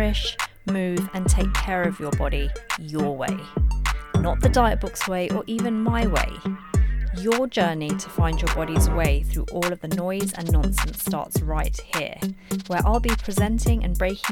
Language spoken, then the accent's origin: English; London, United Kingdom; moved away; I'm from London and I miss it so much